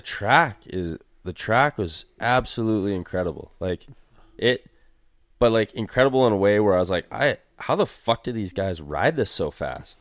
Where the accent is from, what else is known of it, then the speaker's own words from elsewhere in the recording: Canada; we didn't have any distinct Canadian accents by any means and didn't tell people we're Canadian